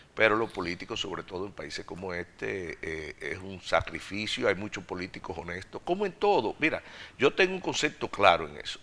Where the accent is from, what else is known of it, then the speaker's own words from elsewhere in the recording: Dominican Republic; viajando a torneos internacionales, representando el país